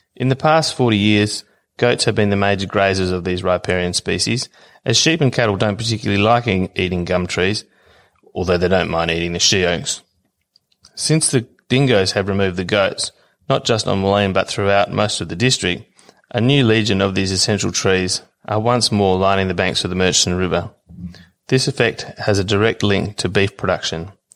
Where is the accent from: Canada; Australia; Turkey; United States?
Australia; I'm from Williams Station